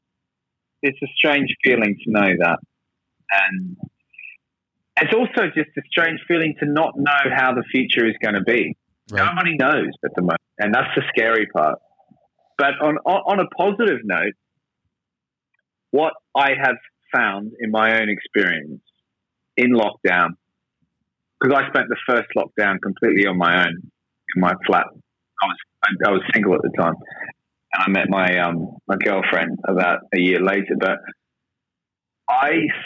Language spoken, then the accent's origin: English; Australia; accent: Australian; moved away as an adult; now in London, United Kingdom; I'm Australian, as you might have noticed from my accent, but I've been in London for a long time.